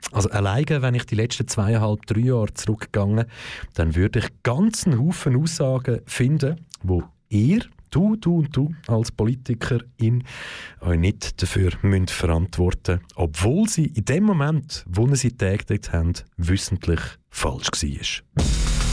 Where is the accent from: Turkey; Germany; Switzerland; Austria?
Switzerland; Aargau; im Kanton Aargau schaue, äh, ich glaub, ich bin da in dem Land aufgewachsen